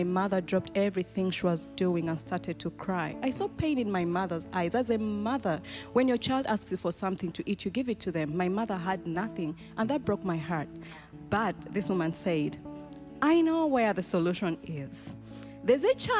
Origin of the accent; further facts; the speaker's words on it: Kampala, Central Region, Uganda; now in Germantown, Maryland, United States; Growing up in Uganda was so hard. I grew up in one of the biggest slums in Kampala called Naguru.